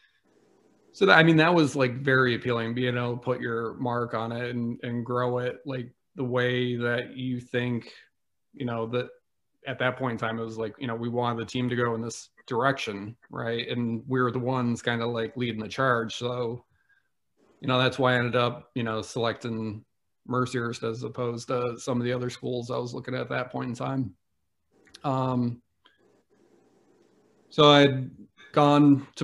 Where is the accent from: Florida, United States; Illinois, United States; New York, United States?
New York, United States; upstate; moved away as an adult; also born or lived in Massachusetts / Erie, Pennsylvania; now in Pennsylvania, United States; I spent much of my childhood growing up in the middle of nowhere in upstate New York near the Adirondack Mountains.